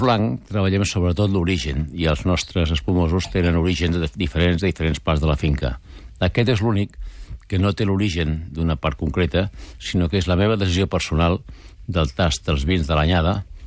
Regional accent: Penedès, Catalonia, Spain; Nosaltres som del Penedès, per tant, es movem per allà

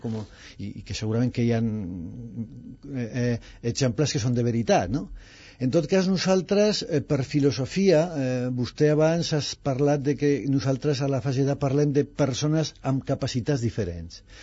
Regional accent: Aragon, Spain; also born or lived in Zaragoza; now in Catalonia, Spain; jo sóc aragonès

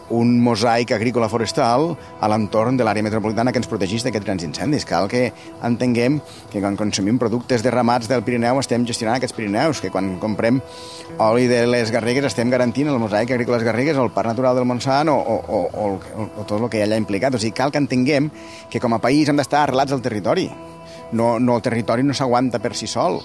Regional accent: Tivissa, Catalonia, Spain; jo vaig néixer i visc a Terres de l'Ebre, i hi ha un poble que es diu Tivissa

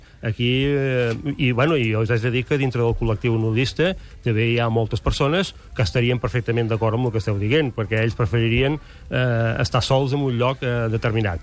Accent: Girona, Catalonia, Spain; jo sóc de Girona

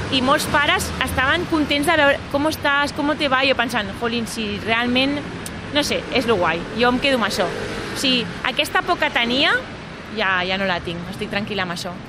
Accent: Barcelona, Catalonia, Spain; jo sóc de Barcelona, del barri d'Horta

